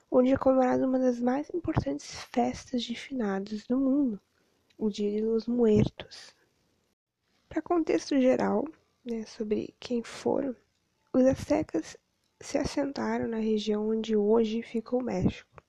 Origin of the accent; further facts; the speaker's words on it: Rio Grande, Rio Grande do Sul, Brazil; graduando em História pela FURG e formando em Educação Física pela Anguera. Sou natural de Rio Grande